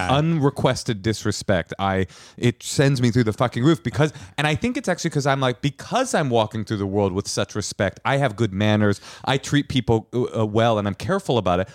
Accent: Oakland, California, United States; I grew up in Oakland

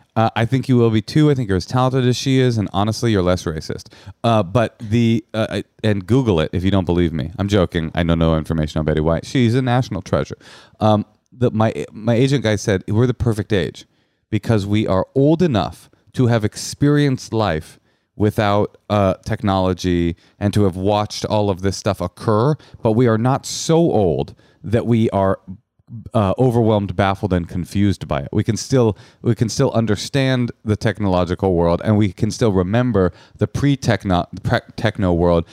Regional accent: Oakland, California, United States; I'm from Oakland.

